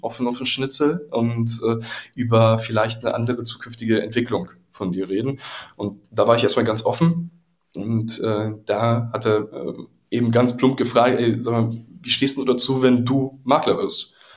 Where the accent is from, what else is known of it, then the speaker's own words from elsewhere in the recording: Berlin, Germany; Ich komme ja selbst auch aus Pankow